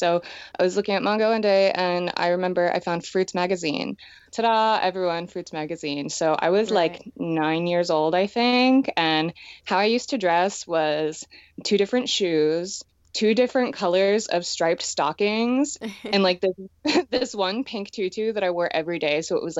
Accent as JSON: {"language": "English", "town": "Schwenksville", "region": "Pennsylvania", "country": "United States", "tie": "born or raised there", "also_born_or_lived": "Connecticut", "said": "Yeah, I grew up in Schwenksville, Pennsylvania."}